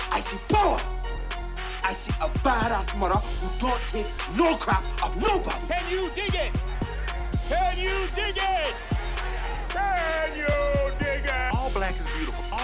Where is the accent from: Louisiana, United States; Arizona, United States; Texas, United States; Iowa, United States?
Arizona, United States; Phoenix; Uh, it was great for me. You know, I was lucky. Uh, you know, mom and dad, uh, my sister. We lived in the V. Maryvale.